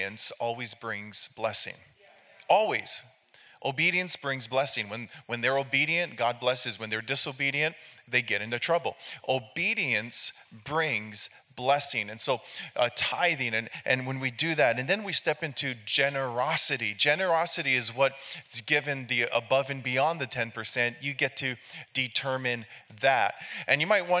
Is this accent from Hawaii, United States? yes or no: yes; Hilo, Hawaii, United States; I'm from Hilo, Hawaii. We're on the Big Island, the island with the volcanoes.